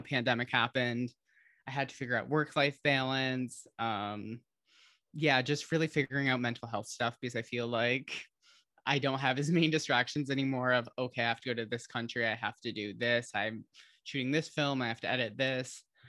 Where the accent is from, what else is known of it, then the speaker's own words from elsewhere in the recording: Holland, Michigan, United States; moved away; she's from my hometown